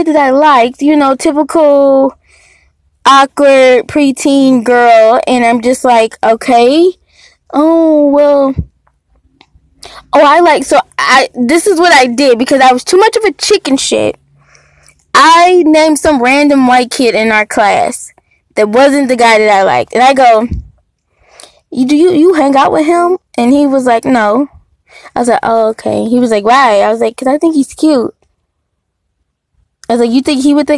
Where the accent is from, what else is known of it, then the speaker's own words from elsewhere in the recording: Detroit, Michigan, United States; So, I was born in Detroit, spent like half of my life in Detroit, half of them in the suburb of Detroit